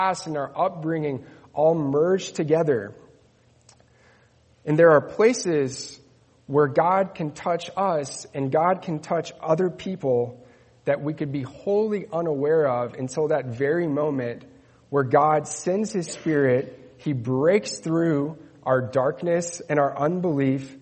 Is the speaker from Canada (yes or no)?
no; Netherlands; moved away; also born or lived in Spain; I grew up in the Netherlands